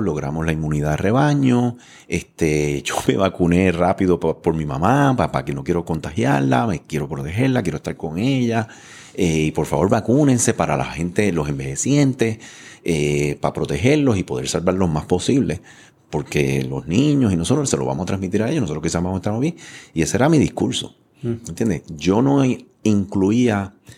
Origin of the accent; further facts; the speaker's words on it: San Juan, Puerto Rico; yo me crié aquí detrás en Floral Park, lo digo mm. todo el mundo, ¿verdad? Ahí estaban las gladiolas, eh, o sea, estaba Jurutungo, Quintana. Yo me crié ahí, una familia inmigrante con cuatro hermanos